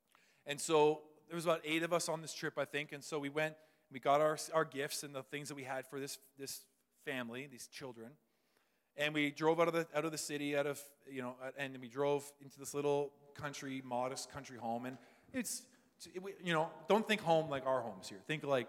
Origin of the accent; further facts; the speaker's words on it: London, United Kingdom; This is like, I grew up in London. This is like eye-opening for me